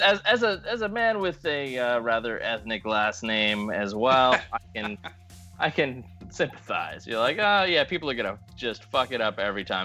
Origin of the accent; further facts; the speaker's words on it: San Diego, California, United States; San Diego, California, my hometown